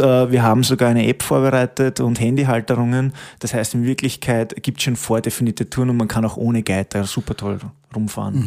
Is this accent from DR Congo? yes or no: no; Stockerau, Lower Austria, Austria; moved away as an adult; now in Waldviertel, Austria; ich komme eigentlich aus der Stockerauer Gegend, muss ich sagen, aber bin jetzt eben seit über acht Jahren da, schon im neunten Jahr